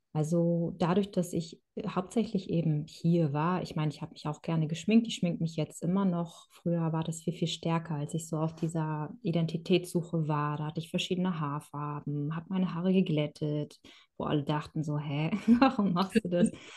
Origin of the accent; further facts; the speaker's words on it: Kronshagen, Schleswig-Holstein, Germany; also born or lived in Kazakhstan; ich habe mein ganzes Leben lang in Deutschland gelebt